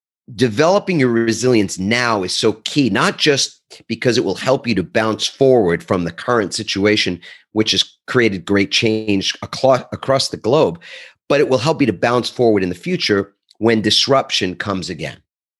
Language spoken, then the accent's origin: English; New York, United States; And I'm originally from the East Coast of the United States, New York. And as my brethren from that area would probably say